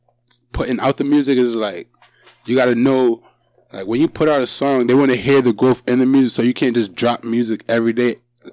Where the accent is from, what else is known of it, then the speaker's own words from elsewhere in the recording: Hartford, Connecticut, United States; I'm from Hartford, Connecticut.